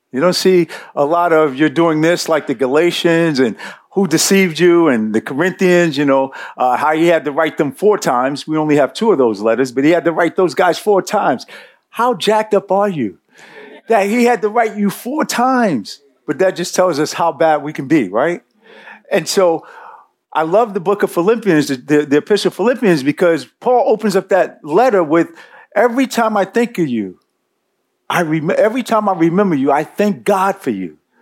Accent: New York City, New York, United States; I grew up in Bed Stuy. Uh, I grew up not too far from here.

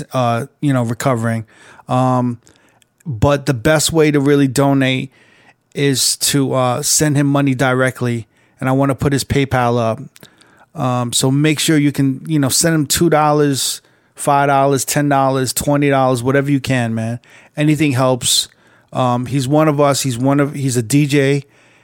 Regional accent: New York, United States; now in Las Vegas, United States; I'm a New Yorker

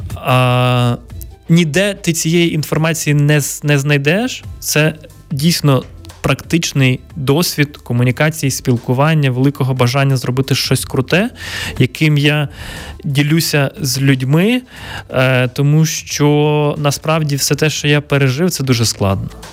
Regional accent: Ivano-Frankivsk Oblast, Ukraine; мого рідного міста на Івано-Франківщині

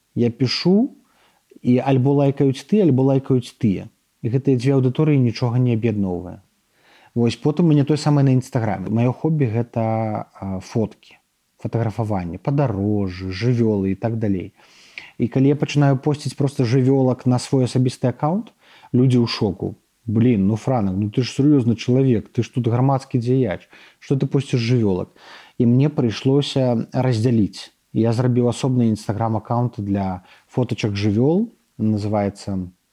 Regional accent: Belarus; мы беларусы

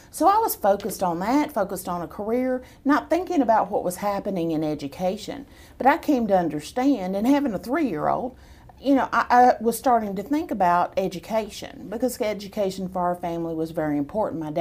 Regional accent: Killeen, Texas, United States; born there; And so I was uh, I was born in Killeen.

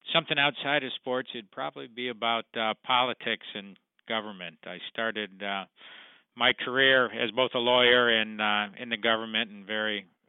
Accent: Lake Forest, Illinois, United States; also born or lived in Chicago; I grew up up in Lake Forest in the northern suburbs, where I now I'm back living there now with my family

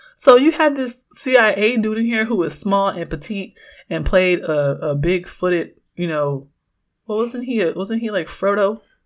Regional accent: Oakland, California, United States; growing up in Oakland

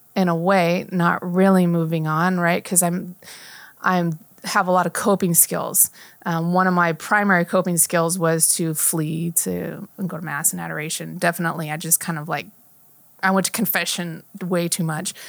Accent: Chandler, Arizona, United States; also born or lived in Napa, California; I grew up in Chandler for the most part

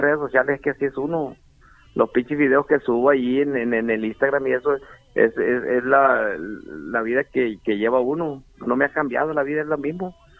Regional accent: Guamúchil, Sinaloa, Mexico; soy de, de Tamazula Segundo.

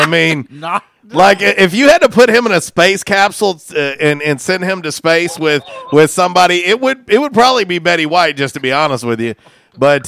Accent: Florida, United States; moved away; as a kid growing up in Florida in my early years

